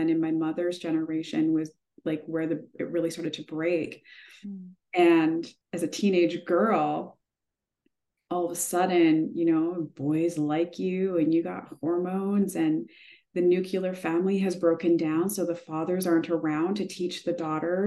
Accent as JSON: {"language": "English", "region": "Manitoba", "country": "Canada", "tie": "born or raised there", "said": "I grew up in Manitoba"}